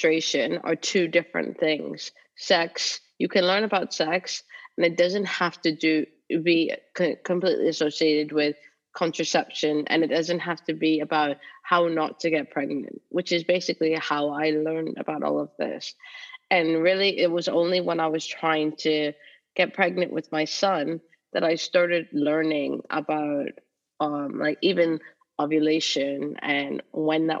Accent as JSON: {"language": "English", "country": "Canada", "tie": "born or raised there", "moved": "as an adult", "lives_now": "United Kingdom", "said": "I've lived in the UK for almost 20 years now, but I grew up in Canada"}